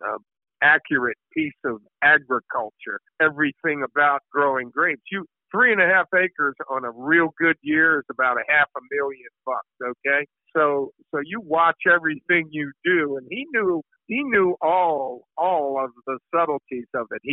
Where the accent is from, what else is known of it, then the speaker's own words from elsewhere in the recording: Baltimore, Maryland, United States; my hometown of Baltimore